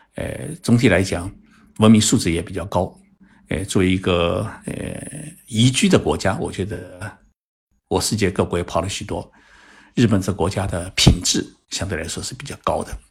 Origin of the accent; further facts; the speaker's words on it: China; now in Japan; 我出生在中国，然后我把日本作为自己今后长期工作生活的国家